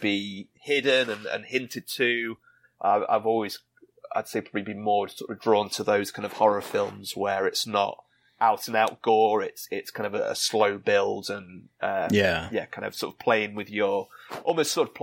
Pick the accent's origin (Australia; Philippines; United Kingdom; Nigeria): United Kingdom; England; overcast day, which where I'm from in England often is